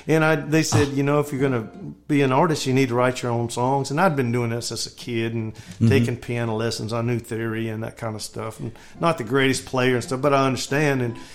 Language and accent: English; North Carolina, United States; moved away; also born or lived in Oklahoma City; I'm from North Carolina and went to Oklahoma City to a Christian school.